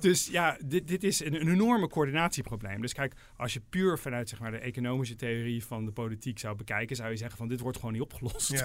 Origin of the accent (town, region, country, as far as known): Netherlands